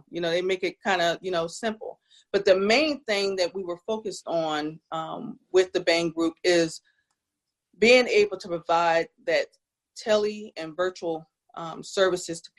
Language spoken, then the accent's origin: English; New Jersey, United States; now in South Carolina, United States; I am from South Jersey.